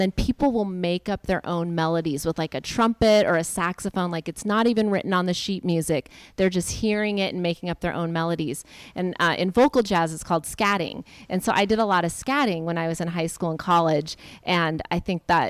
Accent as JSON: {"language": "English", "town": "Seattle", "region": "Washington", "country": "United States", "said": "I'm from Seattle"}